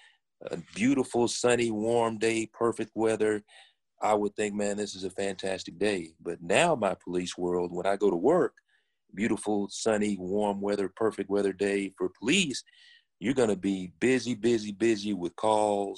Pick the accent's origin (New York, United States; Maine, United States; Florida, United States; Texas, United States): Texas, United States; Dallas; I was born and raised here in Dallas.